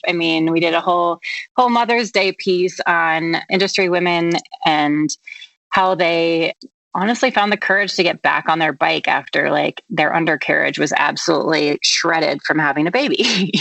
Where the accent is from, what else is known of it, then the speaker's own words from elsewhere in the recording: Vashon, Washington, United States; moved away as an adult; also born or lived in San Francisco; now in Sun Valley, United States; I'm originally from Vashon Island, an island outside of Seattle, and okay. actually spent my middle and high school years commuting via ferry boat.